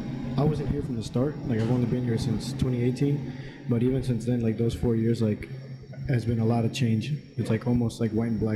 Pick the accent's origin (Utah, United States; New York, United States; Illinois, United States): Illinois, United States; Chicago; moved away as an adult; now in Tampa, United States; I'm originally from Chicago. I moved here like 4 years ago